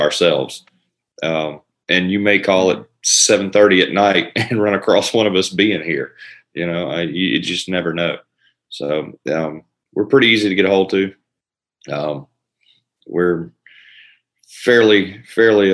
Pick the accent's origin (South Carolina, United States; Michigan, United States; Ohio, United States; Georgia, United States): Georgia, United States; Elberton; also born or lived in Florida; I'm from Elberton, same place that uh, Jim and Steve are uh, from. I grew up here